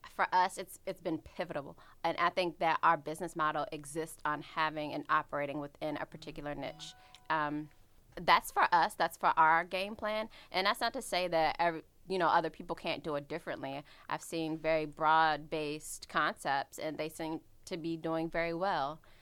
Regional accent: Washington, District of Columbia, United States; I'm from the Washington, D C area

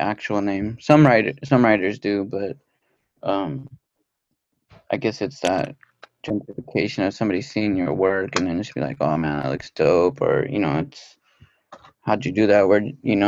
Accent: outskirts of Los Angeles, California, United States; I grew up in kind of the outskirts

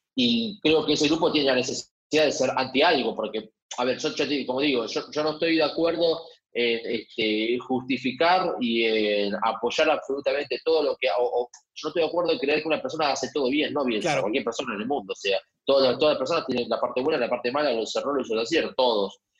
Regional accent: Argentina; somos así los argentinos

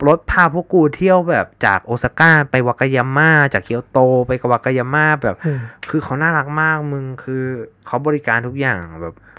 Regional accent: Thailand; ไอเป็นคนไทย

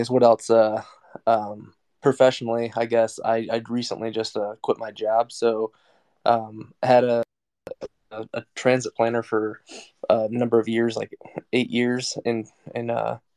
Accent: Iowa, United States; I'm from Iowa, born and raised, so kind of in the heartland of the country, small town guy.

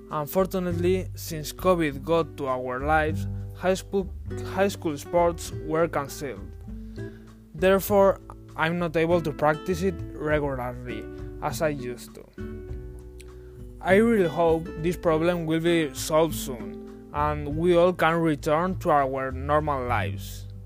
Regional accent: Valencia, Valencian Community, Spain; English is a second language; I'm from Spain, from a warm city on the Mediterranean coast called Valencia.

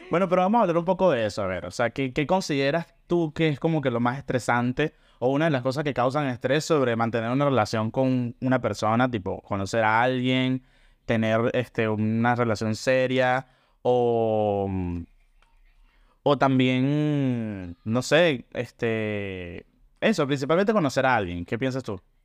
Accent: Caracas, Capital District, Venezuela; now in Buenos Aires, Argentina; vivo acá en Buenos Aires, Argentina y soy originalmente de Caracas.

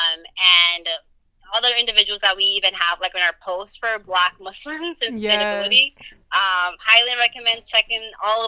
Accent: Guinea; now in United States; I was born here, but, like, I still immigrated because I was raised in Guinea for, like, half my life. So I was still brought here at some point when I was older.

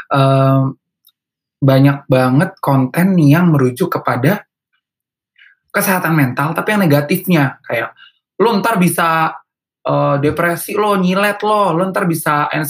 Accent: North Sumatra, Indonesia; Karena jawabannya karena ke aku orang Batak ya

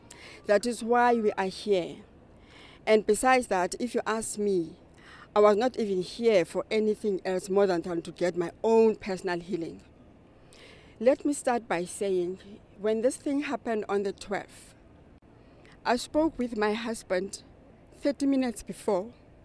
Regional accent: East London, Eastern Cape, South Africa; from South Africa. I'm from the Eastern Cape, East London.

